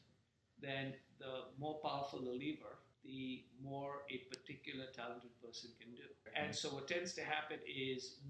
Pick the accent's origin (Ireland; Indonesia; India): India; when I was growing up in India